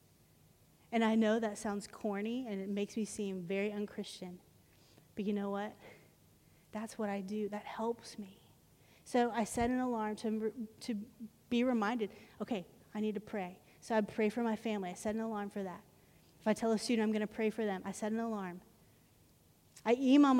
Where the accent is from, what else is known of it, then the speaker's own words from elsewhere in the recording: Arlington, United States; When I grew up in Arlington